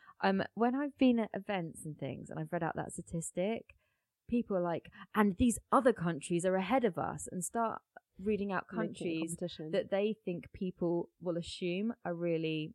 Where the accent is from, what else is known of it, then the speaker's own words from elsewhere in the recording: Hampshire, South East England, United Kingdom; also born or lived in Essex; I grew up in the Tory stronghold in Hampshire